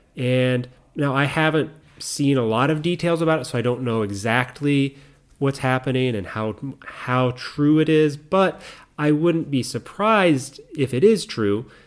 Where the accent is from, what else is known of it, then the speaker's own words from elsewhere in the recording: United States; I'm American